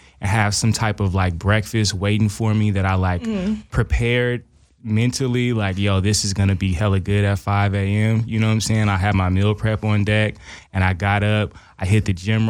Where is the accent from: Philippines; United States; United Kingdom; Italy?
United States; Oakland, California; now in Los Angeles, United States; Yeah, I'm from East Oakland.